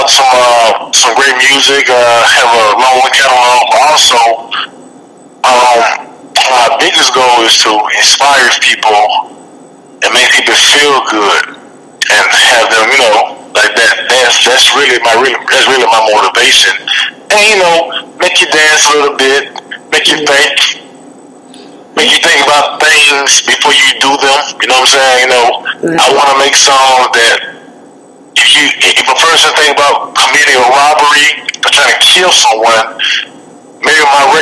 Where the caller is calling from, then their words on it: Birmingham, Alabama, United States; I'm calling in from Alabama, from Birmingham, Alabama.